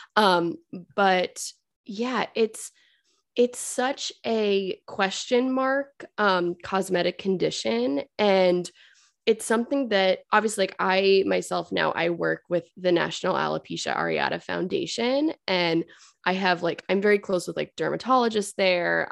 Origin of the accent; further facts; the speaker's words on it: Fairfield, Connecticut, United States; I grew up in Fairfield, Connecticut